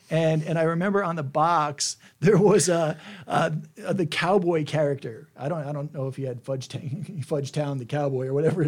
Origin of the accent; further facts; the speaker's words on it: New Jersey, United States; when I was growing up in New Jersey